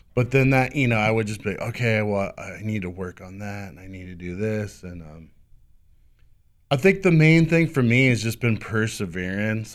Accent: El Cajon, California, United States; also born or lived in Del Mar, California; Grew up in, uh, I guess what you would call, uh, it's Rancho San Diego now

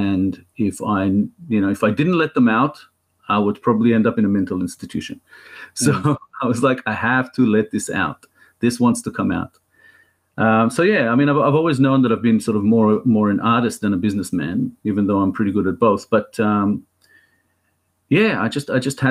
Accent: Israel; now in Australia; But I am more Israeli than I am Australian

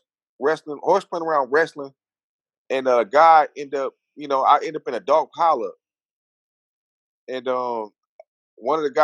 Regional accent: Los Angeles, California, United States; I grew up in South Central L.A.

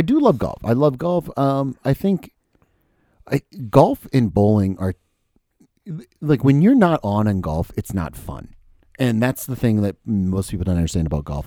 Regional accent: United States; I'm an American

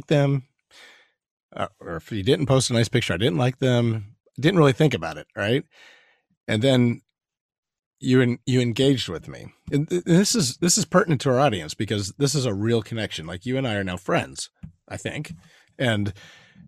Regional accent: United States; being from America

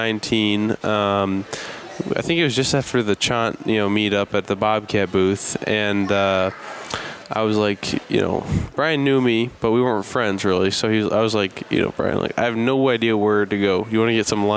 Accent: Illinois, United States; I'm really from Illinois

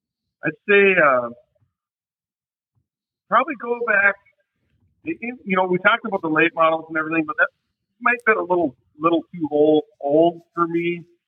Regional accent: Texarkana, United States; even though I'm from Texarkana, we went down to, you know, Devil's Bowl

